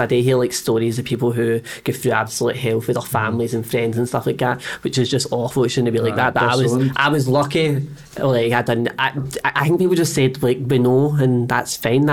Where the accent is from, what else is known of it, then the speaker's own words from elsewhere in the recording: Scotland, United Kingdom; we're Scottish